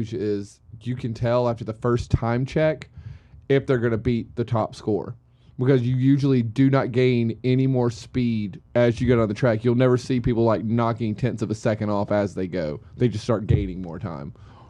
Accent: United States; as an American looking at it

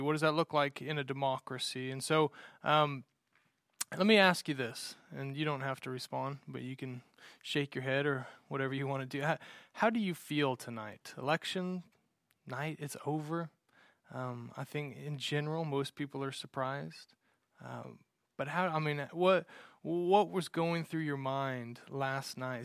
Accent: United States; I love being an American and living in America

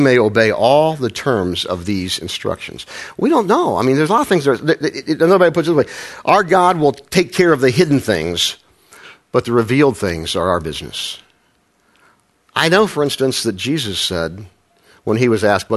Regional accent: Midwest, United States; I say Frankl because I'm from the Midwest

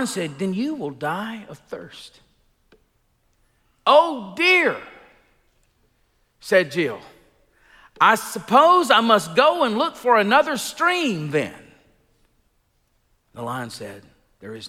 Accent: Elba, Alabama, United States; moved away; I grew up in Elba

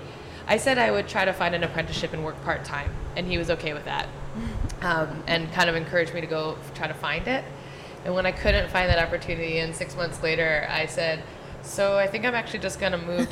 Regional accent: New Jersey, United States; moved away as an adult; also born or lived in California; now in Philadelphia, United States; I was from New Jersey.

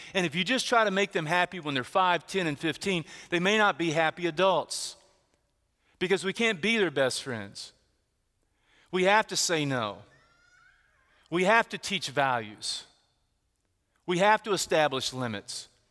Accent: Texas, United States; where I grew up, where I grew up in Texas

